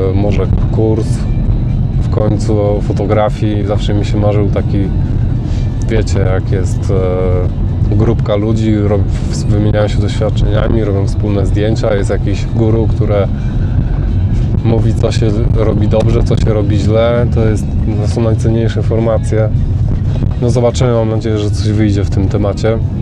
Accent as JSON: {"language": "Polish", "town": "Gdańsk", "region": "Pomeranian Voivodeship", "country": "Poland", "tie": "born or raised there", "moved": "as an adult", "lives_now": "Northamptonshire, United Kingdom", "said": "Urodziłem się w Gdańsku, a obecnie mieszkam w Anglii"}